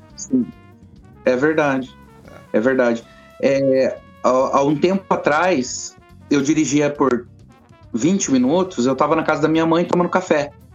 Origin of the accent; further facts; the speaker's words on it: Brazil; moved away as an adult; now in London, United Kingdom; eu sou brasileiro